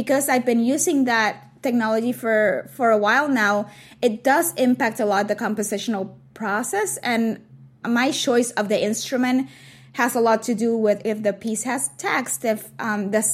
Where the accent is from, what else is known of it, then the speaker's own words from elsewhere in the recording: Puerto Rico; moved away; being surrounded by drag queens when I was growing up in Puerto Rico